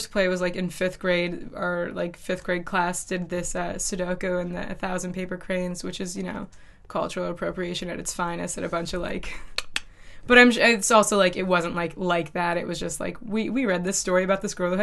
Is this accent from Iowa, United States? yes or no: yes; Iowa, United States; moved away; I'm from Iowa